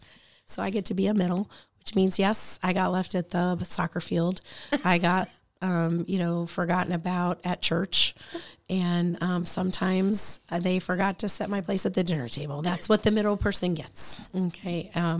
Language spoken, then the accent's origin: English; Florida, United States; And so when we settled in Florida, that's kind of where we went to school, graduated high school, went to college.